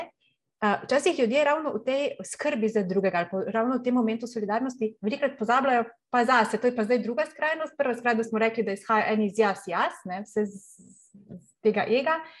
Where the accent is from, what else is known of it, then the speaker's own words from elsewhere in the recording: Slovenia; smo se Slovenci